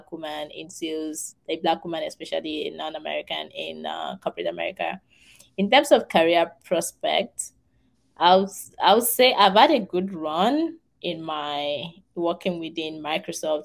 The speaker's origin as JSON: {"language": "English", "country": "Nigeria", "moved": "as an adult", "lives_now": "United States", "said": "I'm Nigerian"}